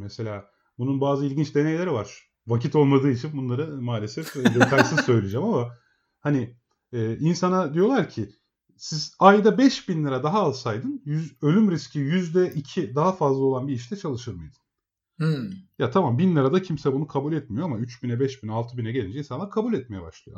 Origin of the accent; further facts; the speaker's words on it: Emirdağ, Afyonkarahisar, Turkey; Emirdağ, Afyon Emirdağlıyım ben.